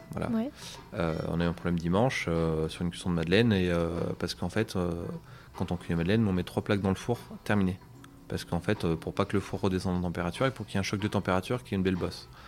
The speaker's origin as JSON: {"language": "French", "region": "Auvergne-Rhône-Alpes", "country": "France", "said": "Alors en Auvergne, malheureusement, on n'a pas beaucoup de pâtisseries."}